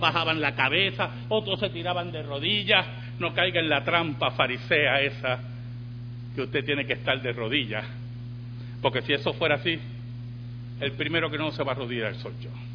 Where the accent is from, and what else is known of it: Puerto Rico